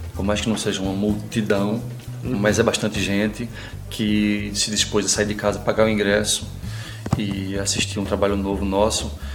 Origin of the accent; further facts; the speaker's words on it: Pernambuco, Brazil; moved away as an adult; now in São Paulo, Brazil; me manter pernambucano